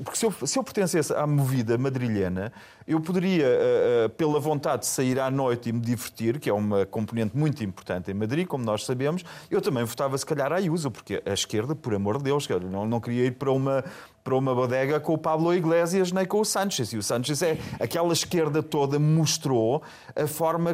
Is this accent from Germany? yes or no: yes; Germany; eu sou alemão